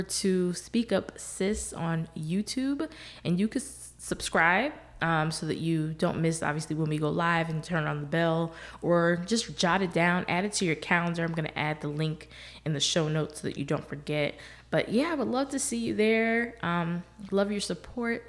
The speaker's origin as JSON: {"language": "English", "region": "the North", "country": "United States", "tie": "born or raised there", "moved": "as an adult", "lives_now": "Texas, United States", "said": "I grew up in the North."}